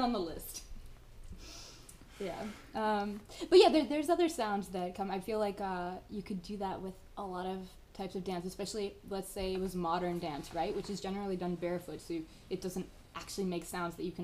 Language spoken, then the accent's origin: English; California, United States; I'm originally from California, that's where I was born